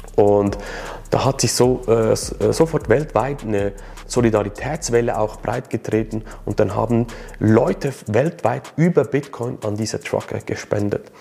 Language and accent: German; Switzerland; Für mich als Schweizer